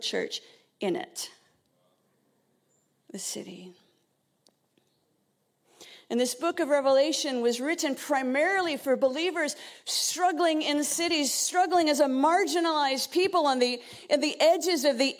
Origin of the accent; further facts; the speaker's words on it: Vancouver, British Columbia, Canada; moved away as an adult; now in United Kingdom; I was born in Vancouver